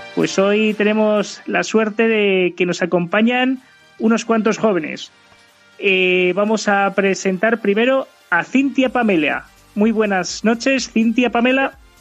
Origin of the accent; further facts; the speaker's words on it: Torrejón de Ardoz, Community of Madrid, Spain; Torrejón de Ardoz, mi pueblo, de eh, donde he vivido toda mi vida